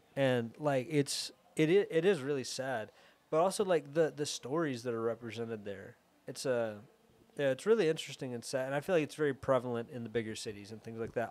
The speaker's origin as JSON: {"language": "English", "town": "Atlanta", "region": "Georgia", "country": "United States", "said": "I'm from Atlanta, I'm here"}